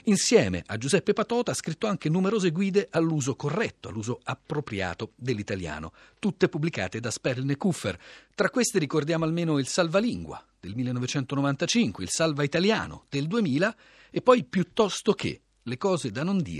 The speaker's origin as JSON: {"language": "Italian", "country": "Tunisia", "tie": "born or raised there", "said": "Per me la Tunisia è il mio paese, eh? eh io adoro andarci perché vabbè, è lì che ho passato l'infanzia."}